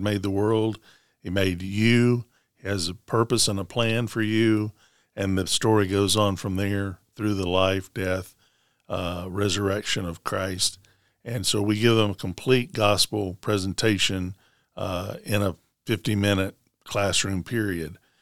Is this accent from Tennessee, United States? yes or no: yes; Smyrna, Tennessee, United States; moved away as an adult; also born or lived in Canada / Nashville; I'm from Middle Tennessee, from Rutherford County, graduate, graduate of Smyrna High School